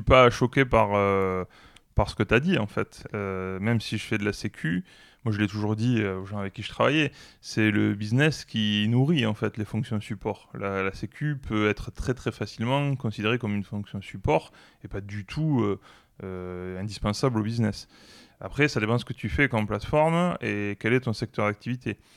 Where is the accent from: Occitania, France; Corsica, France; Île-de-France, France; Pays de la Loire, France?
Occitania, France; Toulouse; plutôt toulousain